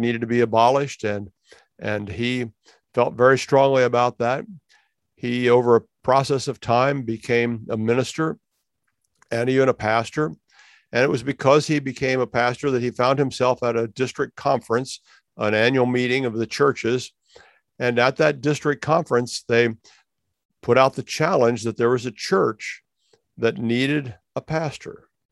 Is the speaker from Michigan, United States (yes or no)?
no; Ohio, United States; I have roots in Ohio because I was born in Ohio